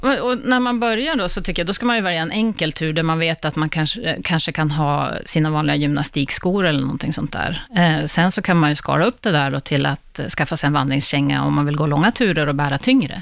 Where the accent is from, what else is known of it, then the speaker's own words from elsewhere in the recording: Västerbotten County, Sweden; also born or lived in Gällivare; now in Stockholm, Sweden; jag är själv från Västerbotten